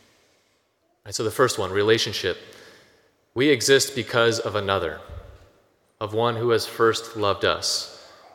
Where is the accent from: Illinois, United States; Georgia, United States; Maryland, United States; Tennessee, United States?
Illinois, United States; Rockford; I'm from Rockford. Just take a drive down Alpine Road about 10 minutes south, and it's where I grew up.